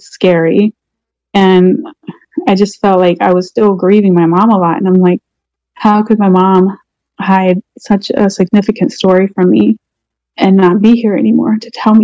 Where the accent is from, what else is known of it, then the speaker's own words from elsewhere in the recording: Portsmouth, Virginia, United States; now in Orlando, United States; I live in Orlando. My hometown is Portsmouth, Virginia.